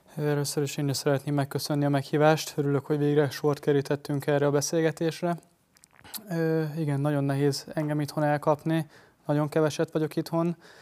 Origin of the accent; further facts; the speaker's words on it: Hungary; magyar srácként